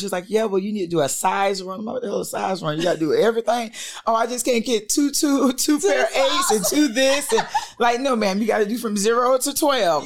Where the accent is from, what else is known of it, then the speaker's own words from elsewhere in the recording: St. Petersburg, Florida, United States; moved away as an adult; now in Georgia, United States; I'm from St. Petersburg, Florida